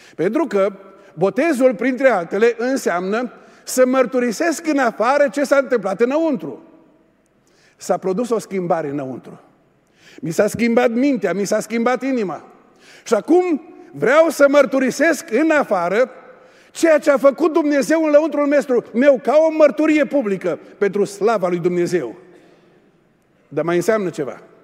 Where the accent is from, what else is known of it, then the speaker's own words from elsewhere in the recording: Oradea, Bihor County, Romania; also born or lived in England; noi suntem de la Burzuc, de la Oradea